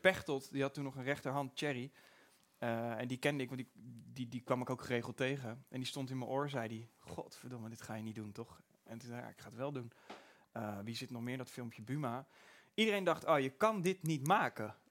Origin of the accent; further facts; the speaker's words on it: Pijnakker, South Holland, Netherlands; ik kom uit Pijnakker